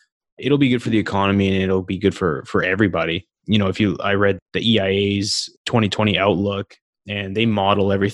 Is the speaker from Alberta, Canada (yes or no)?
yes; Calgary, Alberta, Canada; moved away; I'm originally from Calgary. I talk to a lot of folks back home